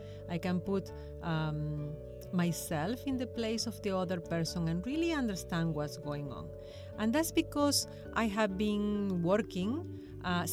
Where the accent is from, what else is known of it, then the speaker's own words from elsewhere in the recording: Argentina; first language Spanish; English is a second language; also born or lived in Ecuador; now in Hong Kong; I'm from Argentina.